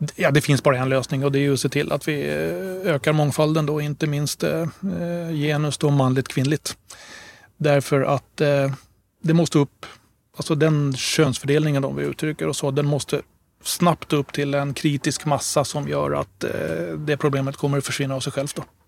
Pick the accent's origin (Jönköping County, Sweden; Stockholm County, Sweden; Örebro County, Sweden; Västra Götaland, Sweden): Stockholm County, Sweden; Stockholm; also born or lived in Gotland; jag brukar också presentera mig som halvt gotlänning då därför att mina föräldrar eh, är gotlänningar båda två. Men ni hör ju ingen dialekt hos mig, eller hur? Och det beror på att eh, de flyttade till Stockholm precis innan jag föddes